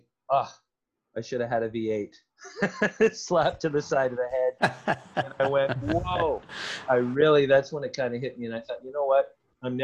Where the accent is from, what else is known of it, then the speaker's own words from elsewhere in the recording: Toronto, Ontario, Canada; I'm from Toronto